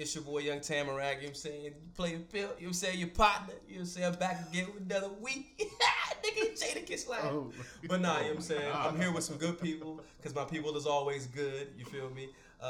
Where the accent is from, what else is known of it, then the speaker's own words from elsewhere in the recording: Ghana; I'm from Ghana.